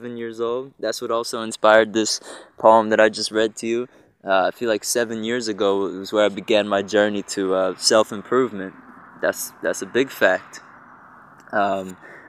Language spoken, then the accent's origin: English; Egg Harbor Township, New Jersey, United States; also born or lived in Galloway, New Jersey / New Brunswick, New Jersey / Elizabeth, New Jersey; now in Newark, United States; I'm a New Jerseyan, born and raised. I've been in New Jersey my whole life, South Jersey, Egg Harbor Township. I was born in Galloway, actually, but moved to Egg Harbor Township when I was like 5